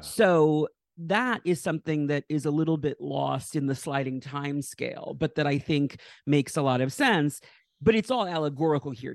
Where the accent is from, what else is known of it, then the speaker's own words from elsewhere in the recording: Westchester, New York, United States; grew up in Westchester, New York